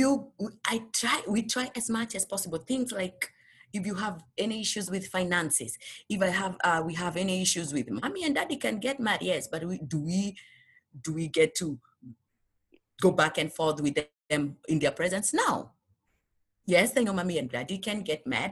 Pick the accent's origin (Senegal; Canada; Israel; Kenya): Kenya; moved away as an adult; now in United States; when we came from Kenya, it was only my husband and I. We didn't have children